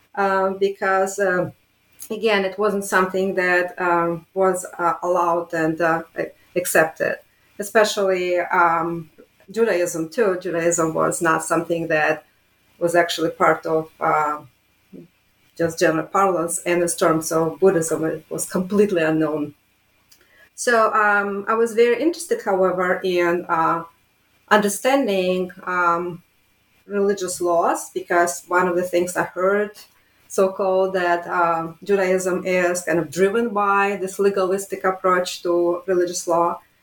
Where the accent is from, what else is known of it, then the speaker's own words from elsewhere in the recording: Riga, Latvia; moved away; I was born in Riga, Latvia